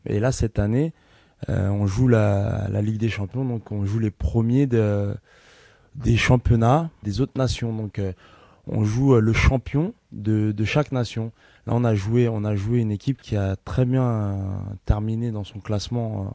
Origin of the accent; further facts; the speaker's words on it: Ivry-sur-Seine, Île-de-France, France; Je suis né à Ivry, dans l'hôpital Jean Rostand.